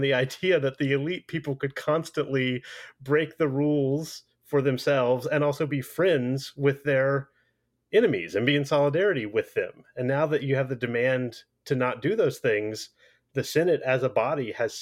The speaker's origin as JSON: {"language": "English", "country": "United States", "said": "as an American"}